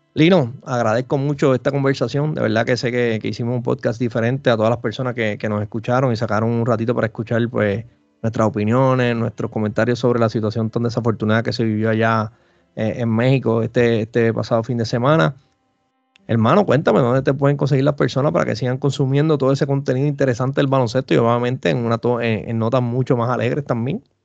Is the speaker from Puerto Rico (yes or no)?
yes; Puerto Rico; acá en Puerto Rico